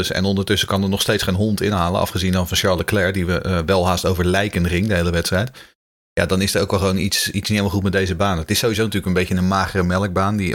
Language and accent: Dutch; Haarlem, North Holland, Netherlands; moved away as an adult; now in Sweden; eh, ik ben eh, opgegroeid in Haarlem. maar inmiddels, woon ik in Zweden